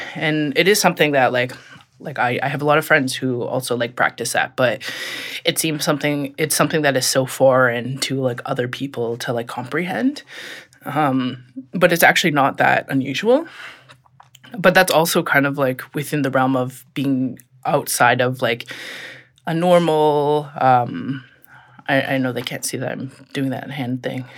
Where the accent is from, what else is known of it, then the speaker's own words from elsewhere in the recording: Regina, Saskatchewan, Canada; now in Ottawa, Canada; I'm originally from Regina, Saskatchewan.